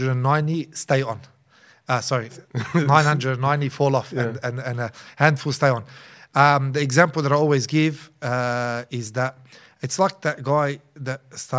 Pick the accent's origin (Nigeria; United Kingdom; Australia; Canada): Australia; Auburn, New South Wales; I just wanted what was closest to the masjid because I was originally from Auburn and back then it was only Masjid Amr, the old Masjid Amr, 2004, you know?